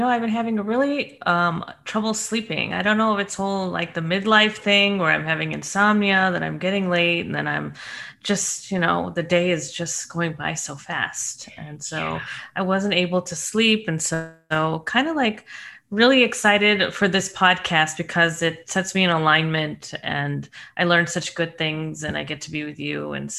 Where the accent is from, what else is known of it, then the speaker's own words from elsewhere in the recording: St. Louis, Missouri, United States; now in Colorado, United States; Because I am from St. Louis, 12 hours.